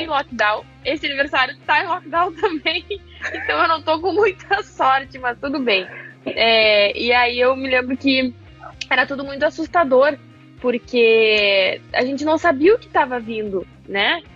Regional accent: Cruz Alta, Rio Grande do Sul, Brazil; moved away as an adult; also born or lived in Porto Alegre; now in São Paulo, Brazil; eu sou de Cruz Alta, região noroeste do Rio hum. Grande do Sul também

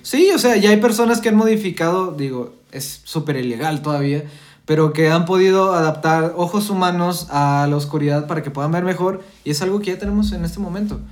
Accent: Coahuila, Mexico; nosotros somos de Coahuila, estamos acostumbrados a los dinosaurios

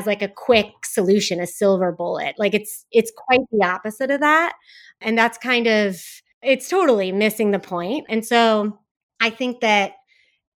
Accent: Silicon Valley, California, United States; I grew up in Silicon Valley

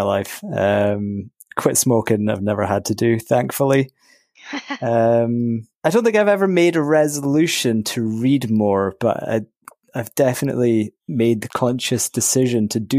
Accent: Scottish Highlands, near Inverness, Scotland, United Kingdom; now in Glasgow, United Kingdom; I am from the Scottish Highlands, just outside Inverness, from quite a small town. I currently live in Glasgow

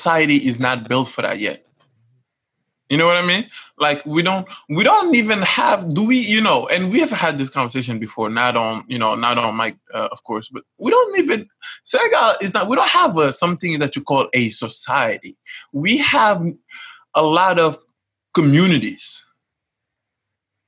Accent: Casamance, Senegal; I'm from Casamance

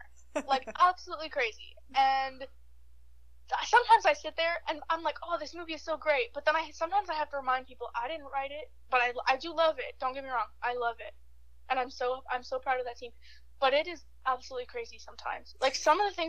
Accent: Midland, Ontario, Canada; moved away as an adult; also born or lived in Ottawa; I'm in Midland right now, like, my hometown

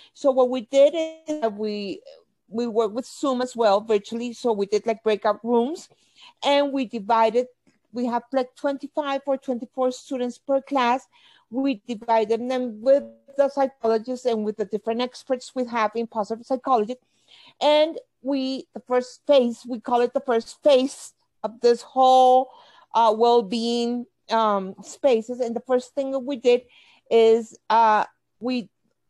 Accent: Bogota, Colombia; I'm from Bogota, Colombia.

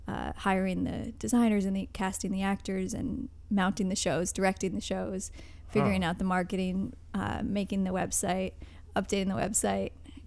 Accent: Newbury, Vermont, United States; moved away; also born or lived in New York; When I was little, I lived in Vermont.

